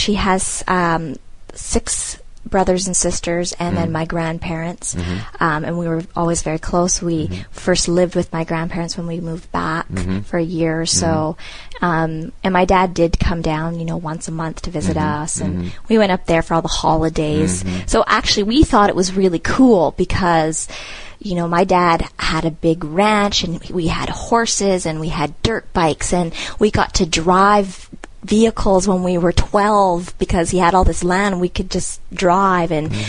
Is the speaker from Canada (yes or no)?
yes; North Vancouver, British Columbia, Canada; my dad is from there, and his whole family lives there, and so he stayed. So we grew up in North Van, but always went back to visit.